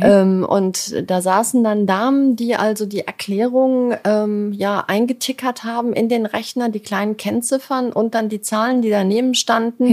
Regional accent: Dortmund, North Rhine-Westphalia, Germany; now in Hamburg, Germany; ich bin ein Kind des Ruhrgebiets. Ähm, ich bin, äh, in Dortmund geboren

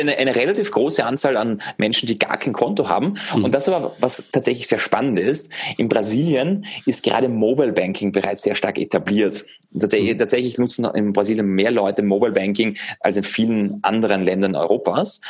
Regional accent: Vienna, Austria; now in Germany; ich bin ursprünglich aus Wien, aus Österreich.

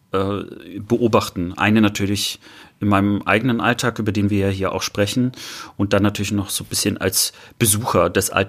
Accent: Germany; das äh, Bild, äh, was ich auch als Kind in der DDR hatte. Es gibt sogar noch ein Foto von mir, wie ich äh, neben unserem Trabi stehe.

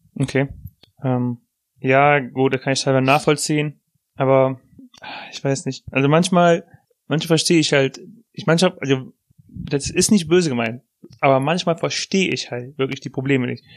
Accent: Germany; Als Deutscher

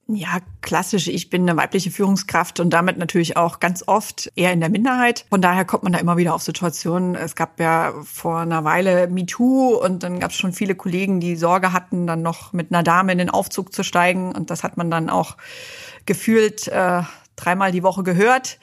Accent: East Germany, Germany; moved away as an adult; also born or lived in New York / Detroit; ich bin in Ostdeutschland aufgewachsen

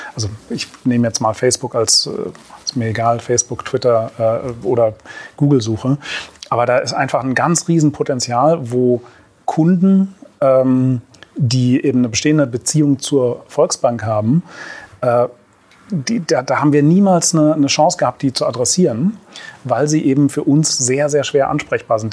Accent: Berlin, Germany; Ich bin zwar äh, gebürtiger Berliner

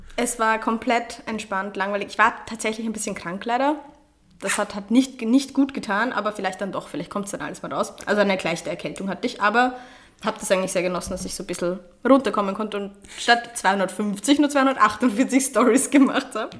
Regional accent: Austria; also born or lived in Vienna; Bei uns in Österreich

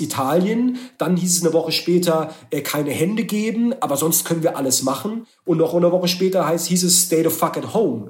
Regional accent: Baden-Württemberg, Germany; ich komme ja aus dem Ländler, aus Baden-Württemberg

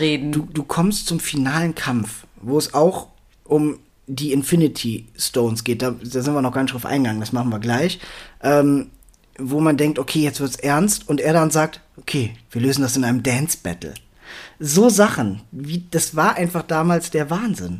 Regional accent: Germany; für mich als Deutscher bzw. Europäer

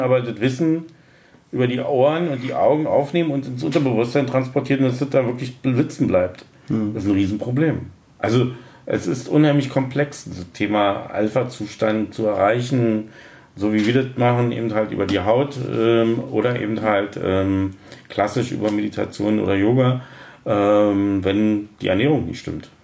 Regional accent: Berlin, Germany; accent: Berliner Dialekt; vor 52 Jahren in Berlin geboren, also bin also ein waschechter Berliner und auch in Berlin groß geworden

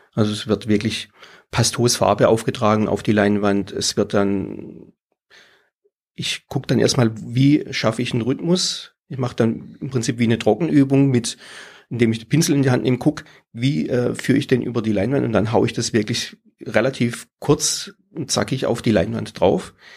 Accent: Pforzheim, Baden-Württemberg, Germany; now in Tiefenbronn, Germany; ich bin aus der Region, äh, wohnhaft in Tiefenbronn, habe dort auch mein Atelier, aber geboren in Pforzheim

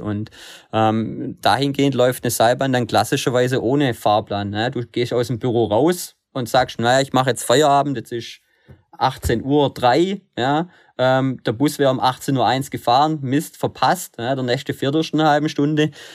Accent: Germany; also born or lived in Stuttgart; bei uns in Deutschland

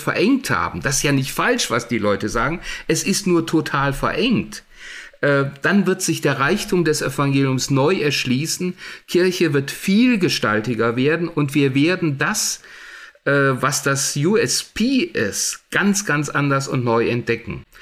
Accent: Germany; bei uns in Deutschland

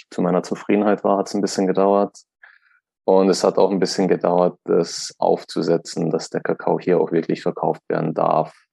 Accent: Austria; Weil wenn du bei uns zum Beispiel in Österreich, also ich komme aus Österreich

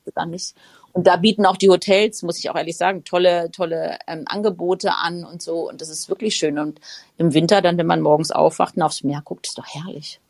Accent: Frankfurt, Hesse, Germany; ich komme ja aus Frankfurt, lebe mitten in Frankfurt.

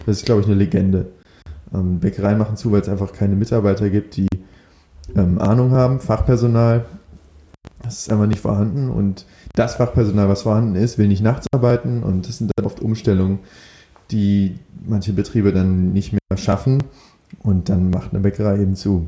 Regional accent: Berlin, Germany; moved away as an adult; also born or lived in Amsterdam; einen Ausbildungsplatz in Berlin gesucht, meine Heimatstadt

